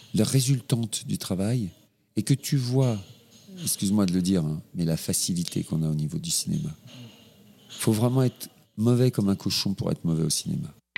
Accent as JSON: {"language": "French", "region": "Normandy", "country": "France", "tie": "born or raised there", "moved": "as an adult", "said": "je suis né en Normandie"}